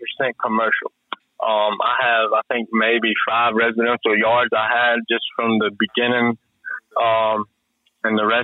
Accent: Rocky Mount, North Carolina, United States; I was working at a little nursery in the town I was raised in Rocky Mount

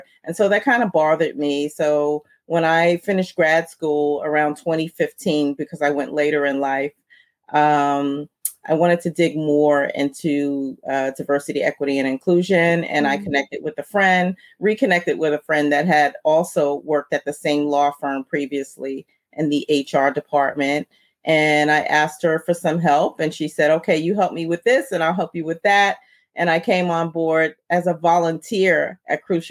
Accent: New York City, New York, United States; growing up where I grew up in Brooklyn, New York

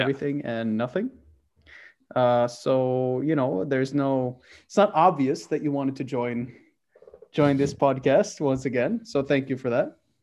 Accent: Oslo, Norway; I'm from Oslo.

